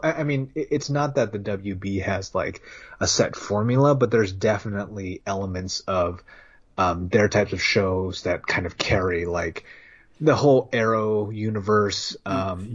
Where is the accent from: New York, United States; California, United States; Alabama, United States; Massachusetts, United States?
California, United States; Bay Area; we grew up in the Bay Area